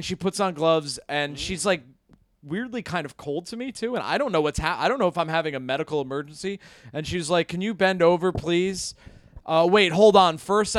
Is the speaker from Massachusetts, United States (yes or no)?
no; Hudson Valley, New York, United States; I'm from the Hudson Valley, New York